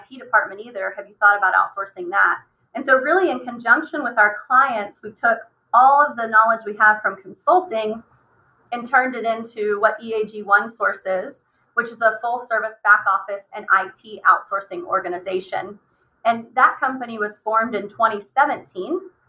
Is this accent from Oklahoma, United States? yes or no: yes; Oklahoma, United States; And I grew up in Oklahoma